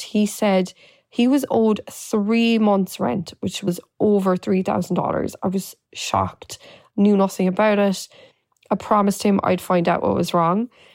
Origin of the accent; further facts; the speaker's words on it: Ireland; moved away as an adult; now in New York, United States; I was born and raised in Ireland and moved to New York eleven years ago.